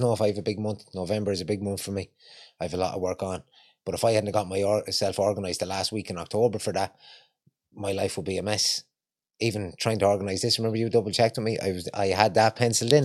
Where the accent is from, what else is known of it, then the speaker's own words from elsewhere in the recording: Longford, Leinster, Ireland; moved away as an adult; also born or lived in Ballymun, Dublin; now in Dublin, Ireland; I haven't got a Dublin accent, I'm from Longford.